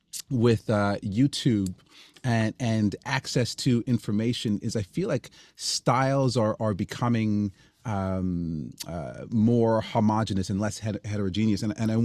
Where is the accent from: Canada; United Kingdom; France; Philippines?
Canada; I'm Canadian, so I'm going to, I'm not going to apologize, but I'm going to lean into the thank yous again.